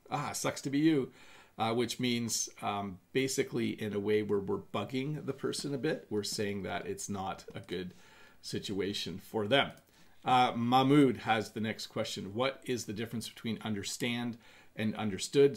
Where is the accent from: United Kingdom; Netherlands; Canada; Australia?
Canada; in Canada, we would say I'm going to have a cup of tea